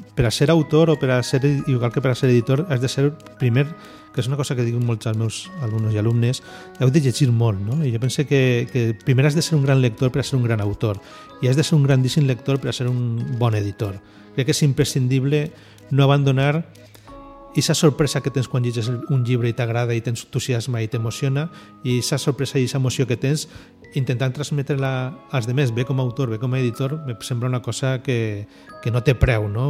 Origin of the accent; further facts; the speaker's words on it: Valencian Community, Spain; som els valencians